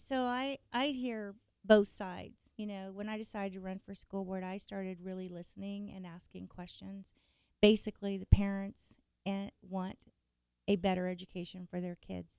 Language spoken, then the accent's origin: English; Emporia, Kansas, United States; now in Wichita, United States; I was born and raised in Kansas, Emporia actually